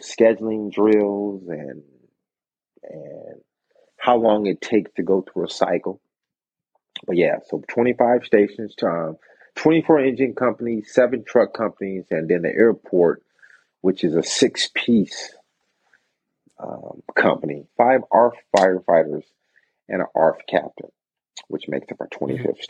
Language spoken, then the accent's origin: English; San Jose, California, United States; also born or lived in Michigan; I was born in Michigan, but raised in San Jose